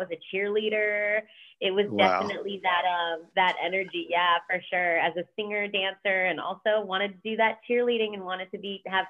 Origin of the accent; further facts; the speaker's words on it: Miami, Florida, United States; also born or lived in Orlando; I grew up in Miami, but then from there, I also went to elementary and middle school in Orlando. So Central Florida was a huge part of growing up as well in those years for me